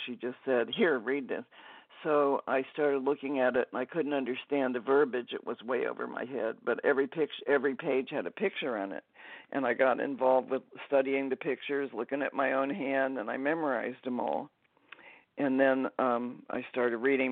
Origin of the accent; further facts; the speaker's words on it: Dayton, Ohio, United States; I grew up in Dayton, Ohio.